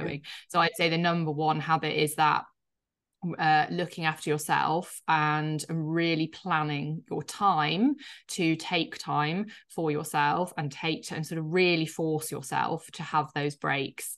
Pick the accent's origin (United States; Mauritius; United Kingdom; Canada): United Kingdom; Yorkshire and the Humber; I grew up, uh, in a place in the U K called Yorkshire, uh, so in the north, um, which you'll probably hear slightly in my accent.